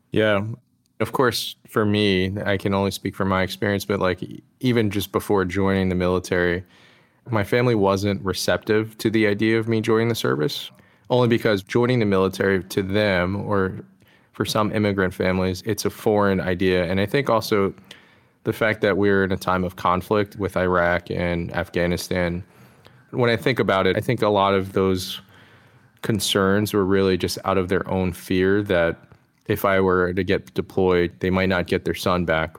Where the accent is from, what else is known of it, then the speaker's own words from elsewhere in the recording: DC metro area, Maryland, United States; I was born and raised in the D C metro area, just in, uh, Maryland.